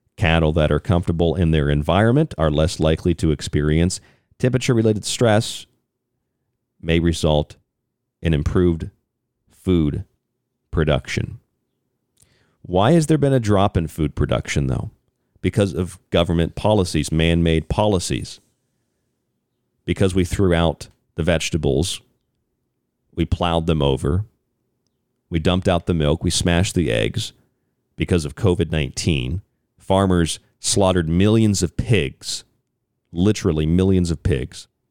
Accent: Florida, United States; I'm from Florida

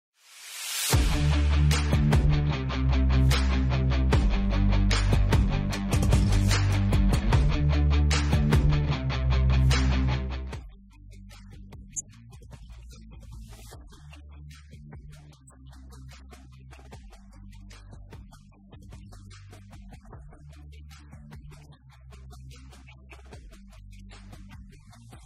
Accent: Danville, Kentucky, United States; we grew up in Danville and basically Boyle County.

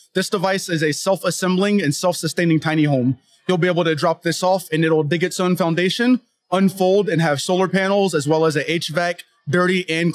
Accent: Maryland, United States; also born or lived in Portland area; now in Bentonville, United States; my spouse and I are originally from Maryland

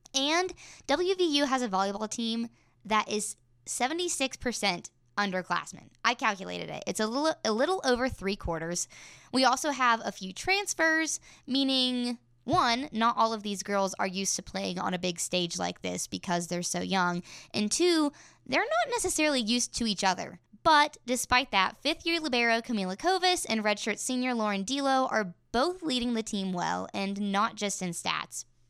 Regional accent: Elkins, West Virginia, United States; in my hometown of Elkins, West Virginia

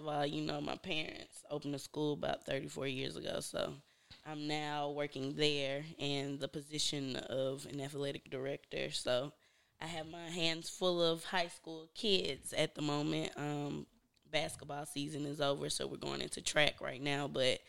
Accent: Atlanta, Georgia, United States; Atlanta, Georgia.

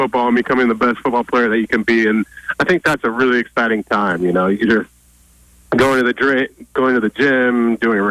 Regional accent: Oregon, United States; every kid growing up in Oregon

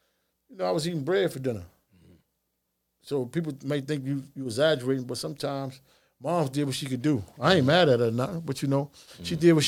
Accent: Baltimore, Maryland, United States; also born or lived in Washington, D.C. / North Carolina; Raised in West Baltimore.

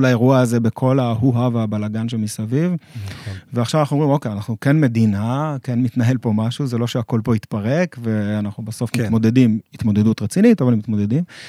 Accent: Israel; אני, אני כישראלי

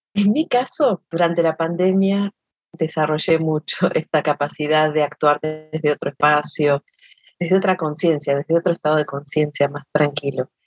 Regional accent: Argentina; yo soy de Argentina

